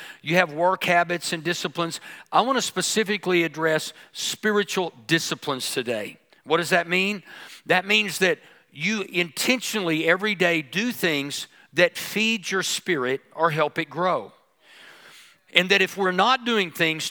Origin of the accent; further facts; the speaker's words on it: United States; being American